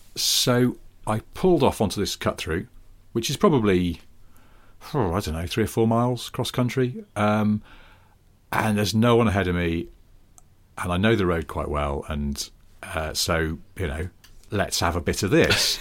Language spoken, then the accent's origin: English; Wilmslow, North West England, United Kingdom; moved away; I was going back to Wilmslow, where I'm from